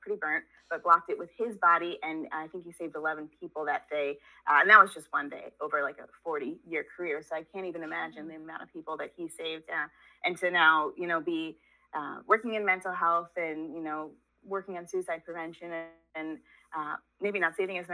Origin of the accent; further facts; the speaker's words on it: New York, United States; I grew up in New York. If anybody's savvy, they can pick up on the accent